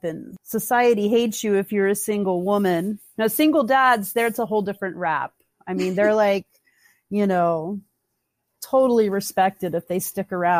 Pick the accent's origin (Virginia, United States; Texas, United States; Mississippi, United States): Virginia, United States; Tidewater; moved away; also born or lived in Burlington, Vermont; I'm from Virginia, the Tidewater area.